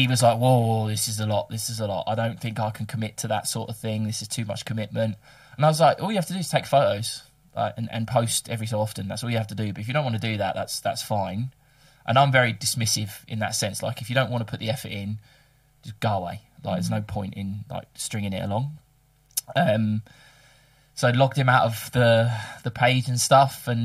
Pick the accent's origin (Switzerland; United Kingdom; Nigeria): United Kingdom; England; now in Melbourne, Australia; we're both English